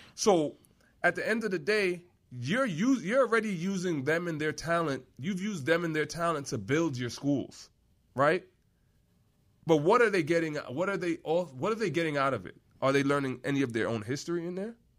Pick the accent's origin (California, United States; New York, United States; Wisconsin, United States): New York, United States; moved away; Growing up in New York